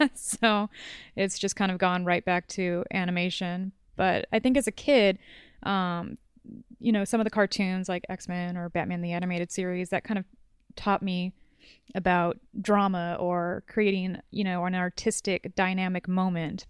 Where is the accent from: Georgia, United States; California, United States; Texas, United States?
California, United States; Orange County, Southern; also born or lived in Los Angeles; born and raised in Southern California